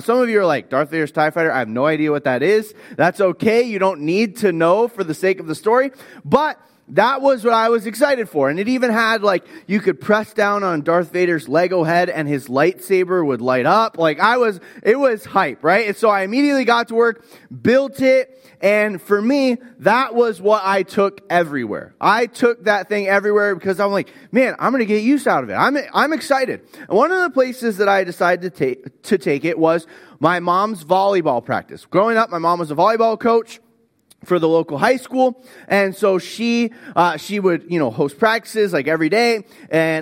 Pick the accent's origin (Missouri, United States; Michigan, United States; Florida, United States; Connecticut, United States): Florida, United States; I grew up in Florida.